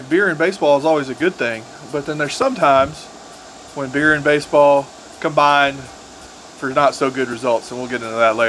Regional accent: Arkansas, United States; When growing up in Arkansas, we didn't have a pro team.

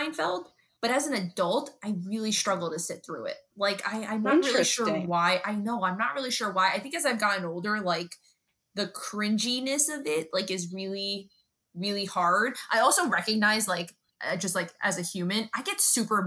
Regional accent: New York City, New York, United States; a New Yorker

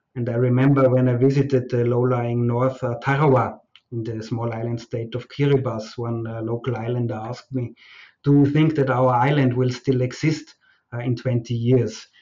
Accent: Austria; moved away as an adult; also born or lived in Fiji; now in Malaysia; arrive in uh, Austria, in my home country

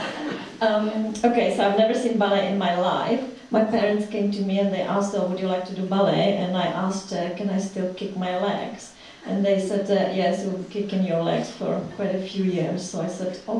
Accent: Prague, Czechia; English is a second language; moved away as an adult; now in London, United Kingdom; I was born in the Czech Republic. Well, it was Czechoslovakia before. I was born in Prague.

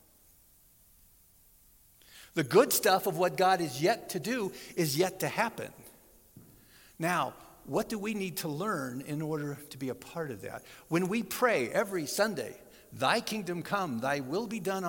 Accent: Southern California, United States; I grew up in Southern California

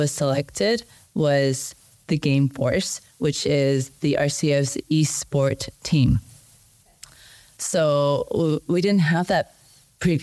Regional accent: Canada; I'm Canadian

